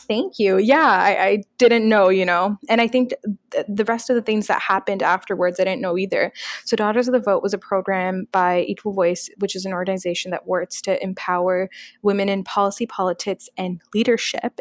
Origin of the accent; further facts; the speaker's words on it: Canada; I'm a Pakistani hijab wearing Muslim, Canadian